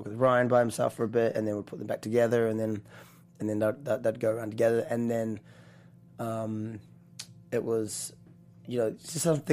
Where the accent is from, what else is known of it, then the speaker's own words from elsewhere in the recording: New Zealand; accent: New Zealand; also born or lived in Australia; now in United States; little connection there with New Zealand and my accent